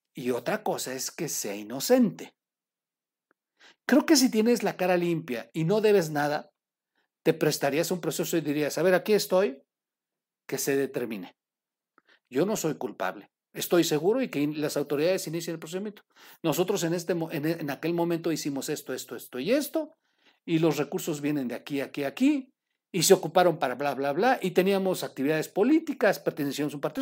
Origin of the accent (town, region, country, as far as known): Mexico